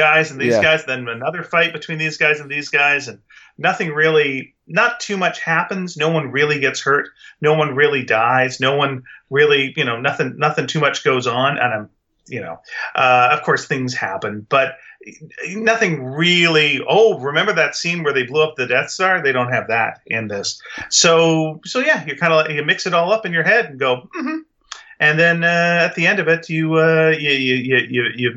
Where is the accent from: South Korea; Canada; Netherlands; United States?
Canada; we're Canadian